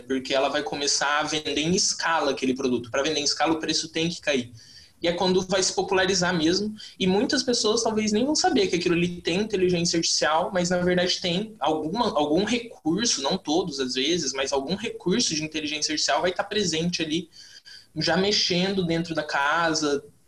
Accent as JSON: {"language": "Portuguese", "region": "Mato Grosso do Sul", "country": "Brazil", "said": "eu sou do Mato Grosso do Sul e aqui a gente tem o LIA, na UFMS"}